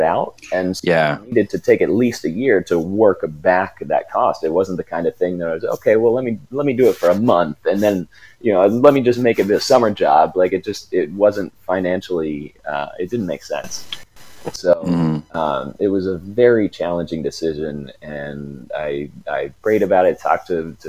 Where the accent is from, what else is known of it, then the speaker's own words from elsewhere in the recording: Ohio, United States; growing up in the Midwest